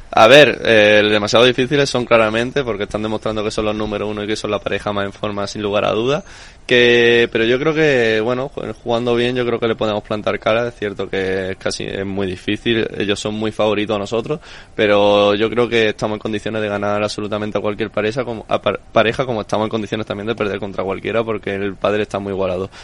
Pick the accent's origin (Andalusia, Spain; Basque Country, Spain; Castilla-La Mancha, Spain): Andalusia, Spain; Málaga; moved away as an adult; also born or lived in Madrid; somos los dos malagueños, nos conocemos desde pequeños